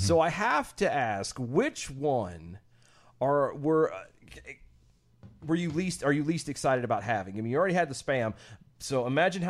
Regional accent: the South, United States; I come from the South, where tea is a very sugary drink

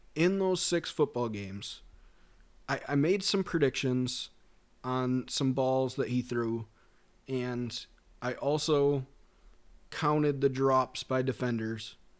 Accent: Minnesota, United States; We're both from Minnesota

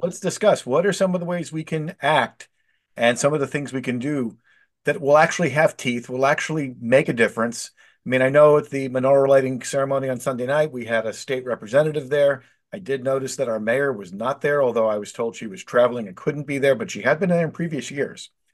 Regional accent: Philadelphia, Pennsylvania, United States; I grew up in Northeast Philadelphia in the '70s

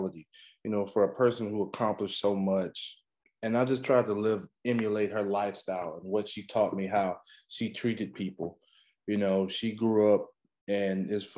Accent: East Texas, United States; also born or lived in Carthage, Texas / Center, Texas; I grew up in Texas. I moved around a lot because my mom was coaching basketball

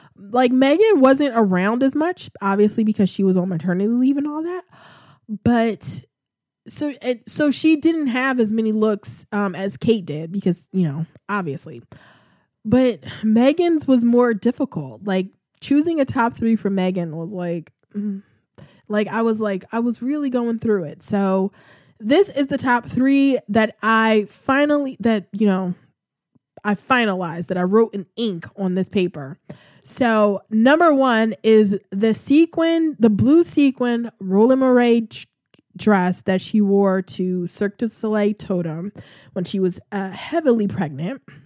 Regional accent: United States; I'm a freaking foreigner. I'm an American

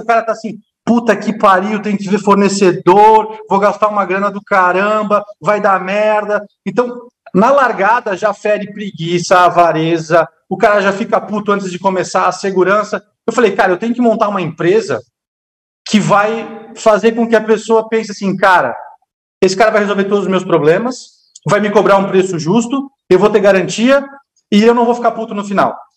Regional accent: Blumenau, Santa Catarina, Brazil; Eu sou de Blumenau, uma cidade alemã

